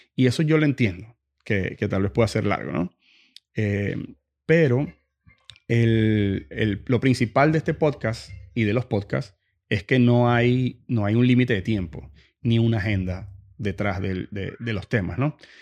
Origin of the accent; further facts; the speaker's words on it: Venezuela; moved away; viniendo de Venezuela